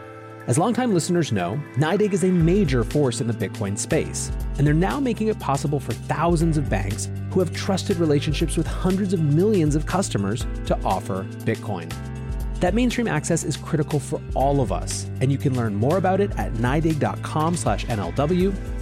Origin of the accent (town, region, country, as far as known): Philippines; born or raised there